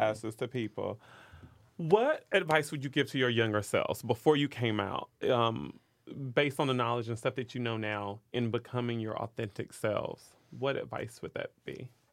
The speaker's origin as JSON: {"language": "English", "region": "North Carolina", "country": "United States", "tie": "born or raised there", "also_born_or_lived": "New York City", "moved": "as an adult", "lives_now": "New York, United States", "said": "I'm from North Carolina"}